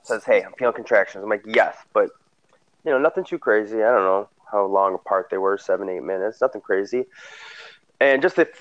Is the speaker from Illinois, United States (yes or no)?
yes; Frankfort, Illinois, United States; I grew up in south suburbs of Illinois, Frankfort to be specific